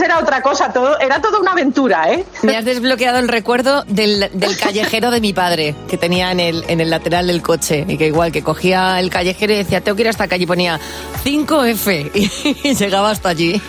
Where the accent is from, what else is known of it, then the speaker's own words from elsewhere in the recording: Valencia, Valencian Community, Spain; yo soy de Valencia